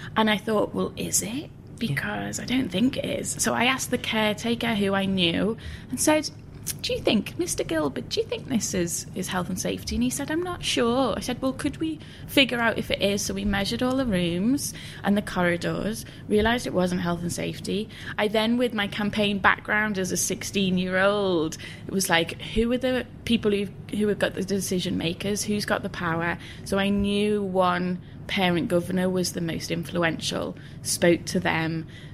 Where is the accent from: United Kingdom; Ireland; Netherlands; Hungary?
United Kingdom; Liverpool, North West England; I grew up in West Everton in Liverpool in the 80s